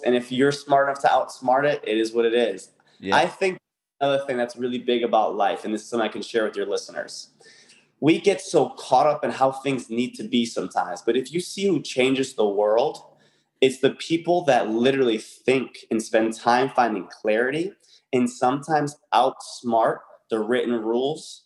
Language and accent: English; Connecticut, United States; moved away as an adult; I was from Connecticut at the time.